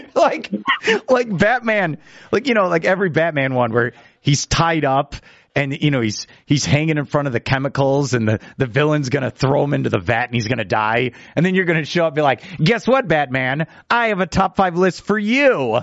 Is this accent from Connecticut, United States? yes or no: no; Chicago, Illinois, United States; growing up in Chicago